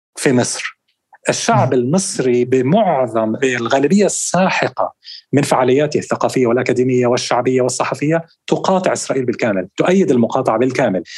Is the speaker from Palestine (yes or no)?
yes; Palestine; إحنا كشعب فلسطيني